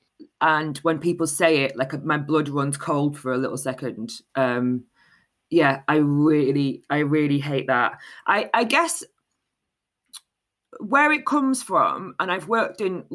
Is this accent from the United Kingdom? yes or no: yes; Manchester, North West England, United Kingdom; I grew up in North Manchester in an area called Moston